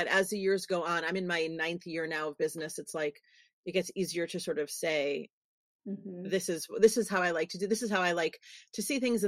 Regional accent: New York City, New York, United States; I'm a girl from New York City

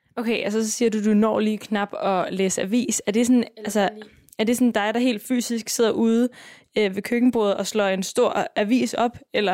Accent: Copenhagen, Capital Region of Denmark, Denmark; Jeg er vokset op på Vesterbro

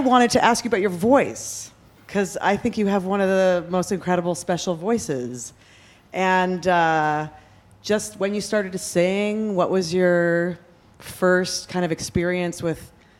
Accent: Hawaii, United States; And I grew up in Hawaii

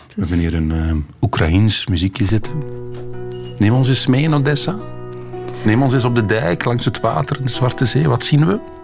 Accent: Flanders, Belgium; Wij Vlamingen

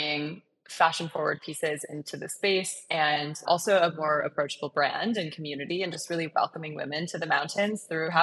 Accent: Michigan, United States; now in Colorado, United States; So I grew up in Michigan and I grew up on a lake and was a mile from Lake Michigan

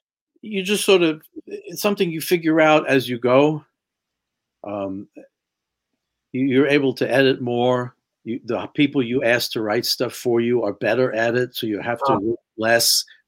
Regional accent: New York, United States; and we're both Jews from New York

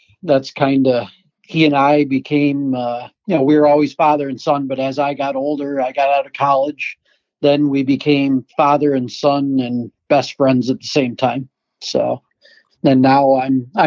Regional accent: Adirondack Park, New York, United States; I grew up in big woods because I'm from a mountainous area. I'm from the Adirondack Park

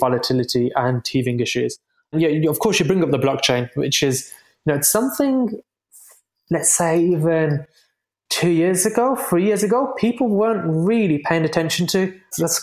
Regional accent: United Kingdom; moved away; I'm from the UK originally, as you might be able to tell from my accent

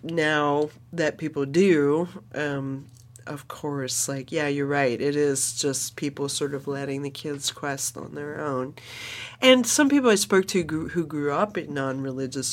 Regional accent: California, United States; as a Californian, my fourth generation Californian, you know, my mom works in the Native American community

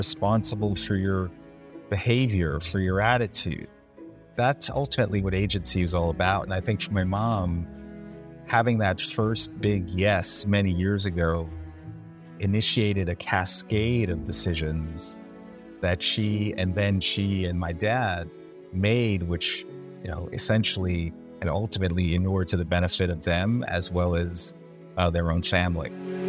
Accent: London, United Kingdom; born there; That's why I was born in London, because it was a dream.

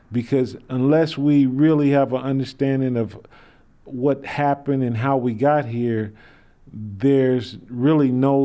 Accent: Berkeley, California, United States; I grew up in North Berkeley in an area that was restricted up until the Fair Housing Act.

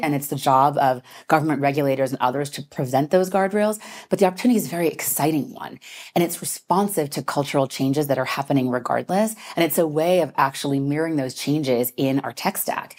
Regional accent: United States; as an American

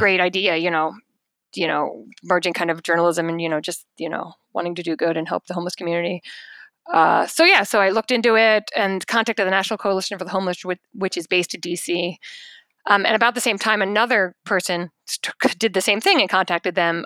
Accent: United States; I'm in fact as American as they come

